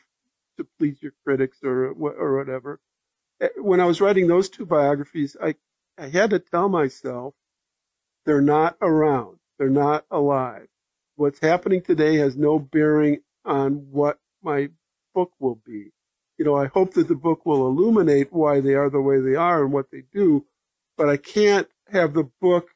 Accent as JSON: {"language": "English", "region": "Wisconsin", "country": "United States", "tie": "born or raised there", "said": "I grew up in Wisconsin with the Milwaukee Braves"}